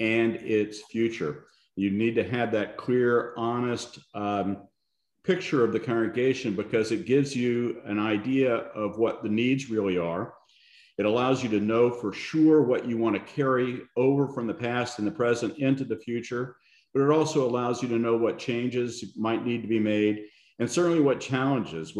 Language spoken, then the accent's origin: English; Central Florida, United States; moved away as an adult; also born or lived in Honolulu, Hawaii / Iowa; I grew up in Central Florida